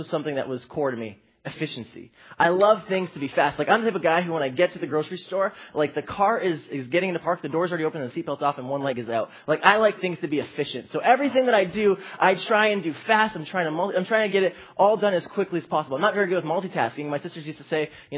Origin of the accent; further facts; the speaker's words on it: Toronto, Ontario, Canada; I grew up in the youth ministry here.